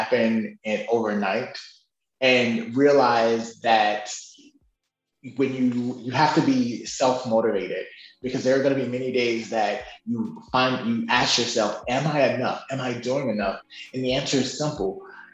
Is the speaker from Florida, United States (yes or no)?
no; Chicago, then Mississippi, United States; I grew up in Chicago, then in Mississippi, the South